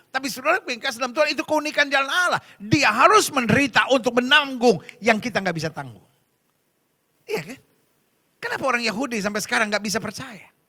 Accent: Medan, North Sumatra, Indonesia; Aku anak Medan ini. Ya kan? Apakah Medan beranak? Bukan. Berarti aku berasal dari Medan.

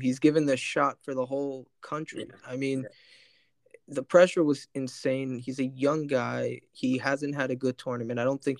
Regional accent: France; moved away; in my home country of France

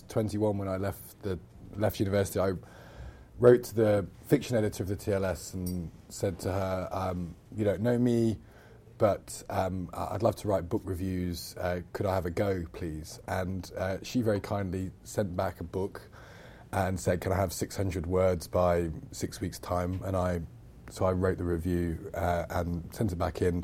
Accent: Loughborough, East Midlands, United Kingdom; moved away as an adult; now in London, United Kingdom; I come from Loughborough in the Midlands

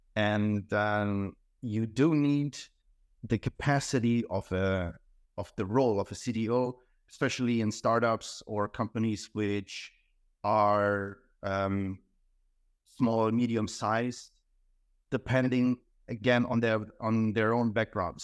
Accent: Hamburg, Germany; moved away; also born or lived in Croatia; I was born in Croatia, um, but then my, I spent my, the majority of my life in Germany, Hamburg

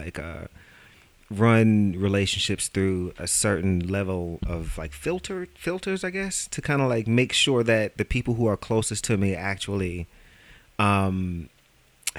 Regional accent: New York City, New York, United States; I am from Brooklyn

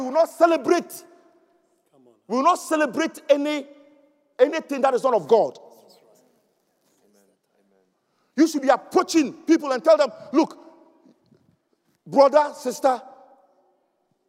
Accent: Ghana; There's a situation in Africa, my home country, where you can see the Fulanis actually herding their cows and they walk through streets, the main streets of Accra

